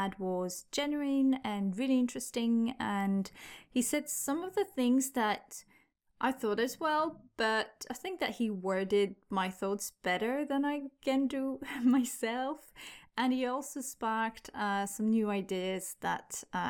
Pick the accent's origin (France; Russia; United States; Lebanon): France; first language French; English is a second language; moved away; also born or lived in United Kingdom / Argentina; I'm from France